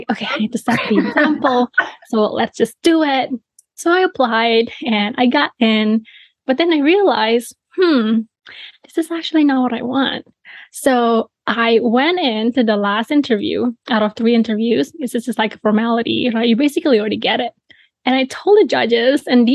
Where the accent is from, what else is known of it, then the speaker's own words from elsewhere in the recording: Bali, Indonesia; I was born and raised in Bali, Indonesia